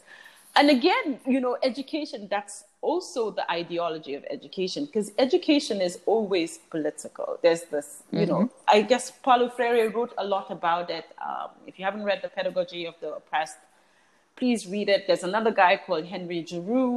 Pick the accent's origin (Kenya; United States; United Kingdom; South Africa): United Kingdom; England; now in The Gambia; I was born in England, one of the things that, so I have an EU passport, but one of the things, and I lived in England for 13 years, I never felt English